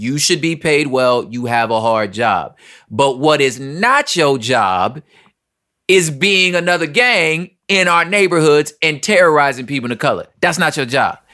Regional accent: Los Angeles, California, United States; We're all from South Central L

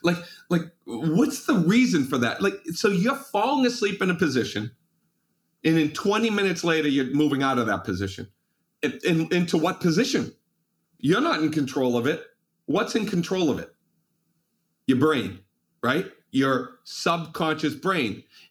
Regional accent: Malden, Massachusetts, United States; I can still remember when I was 6 years old, I grew up in Malden, Massachusetts. And that was on a busy city street, cars going by.

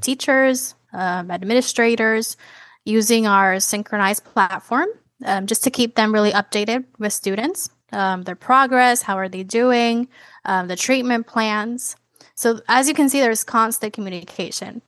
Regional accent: Puerto Rico; now in Florida, United States; I come from Puerto Rico, a small island

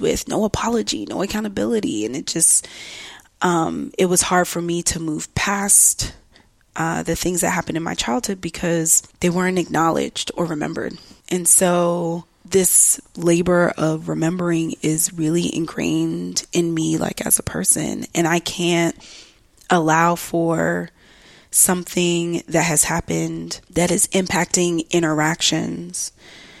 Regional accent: Atlanta, Georgia, United States; I grew up in the South. I grew up in Atlanta, Georgia, or Metro Atlanta rather

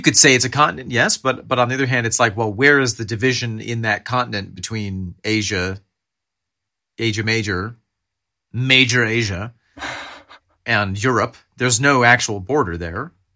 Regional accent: United States; we're Americans

